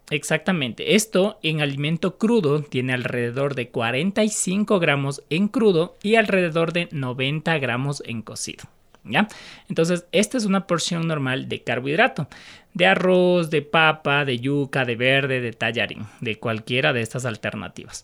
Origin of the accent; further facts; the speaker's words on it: Quito, Pichincha, Ecuador; como eh, quiteños